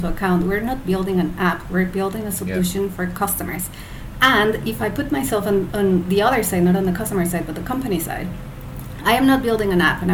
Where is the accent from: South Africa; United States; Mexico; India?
Mexico; moved away as an adult; also born or lived in United Kingdom; now in Malaysia; I'm originally from Mexico, but by now I'm like a global citizen. So I lived in the UK for 9 years, then I've been in Asia for almost 6